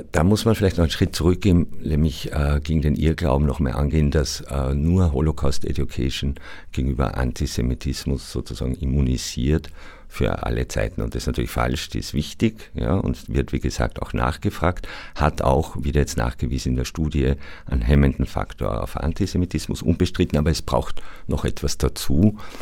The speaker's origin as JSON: {"language": "German", "country": "Austria", "said": "meiner mehrheitsösterreichischen Herkunft"}